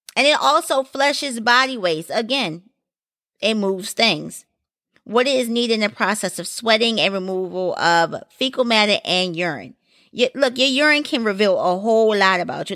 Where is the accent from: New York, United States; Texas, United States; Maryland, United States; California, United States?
Maryland, United States; Baltimore; I am from Maryland, and Baltimore, to be exact